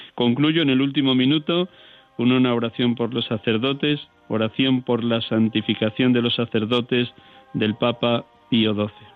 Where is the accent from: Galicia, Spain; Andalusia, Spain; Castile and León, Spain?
Castile and León, Spain; Riaza; moved away; mi pueblo Riaza